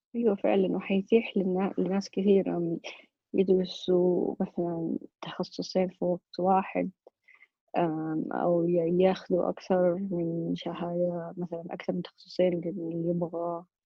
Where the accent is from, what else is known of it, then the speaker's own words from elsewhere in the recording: Saudi Arabia; عندنا في السعودية